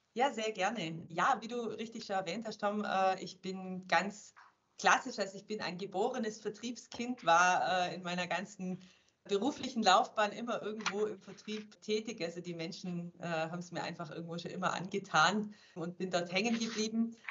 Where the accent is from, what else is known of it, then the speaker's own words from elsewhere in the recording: Germany; moved away as an adult; also born or lived in Switzerland; als Deutscher